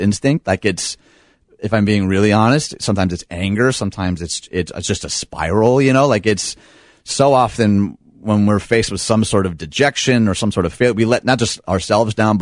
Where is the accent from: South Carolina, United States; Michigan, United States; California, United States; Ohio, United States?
Michigan, United States; Detroit; moved away as an adult; now in Chicago, United States; I grew up outside Detroit to two lovely parents.